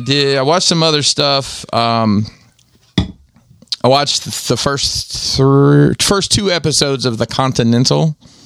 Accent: Maryland, United States; I came all the way from Maryland to eat Crystal

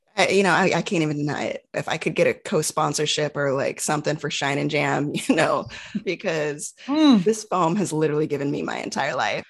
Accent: Texas, United States; growing up in Texas, we used mm. to go to like these Juneteenth parades

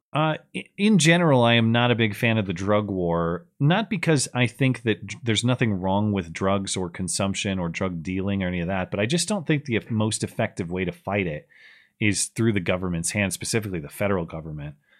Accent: United States; I'm an American

